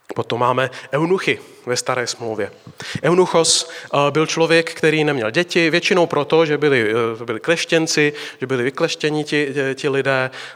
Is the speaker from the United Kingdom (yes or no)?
no; Slovakia; now in Prague, Czech Republic; jsem od baptistů z Prahy, jinak jsem ze Slovenska